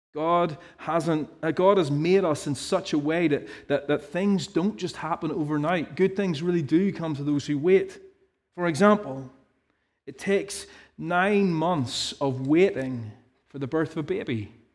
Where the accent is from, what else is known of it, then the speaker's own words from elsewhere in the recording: Ballymena, Northern Ireland, United Kingdom; I can't say that in a posh way, 'cause I have no teas, 'cause I'm from Ballymena